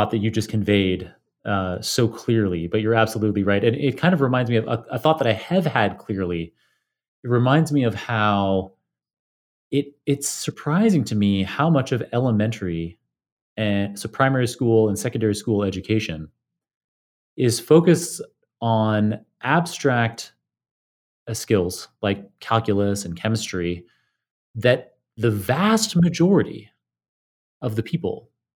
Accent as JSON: {"language": "English", "region": "Ontario", "country": "Canada", "tie": "born or raised there", "said": "growing up in Ontario, in Canada, we didn't have anything"}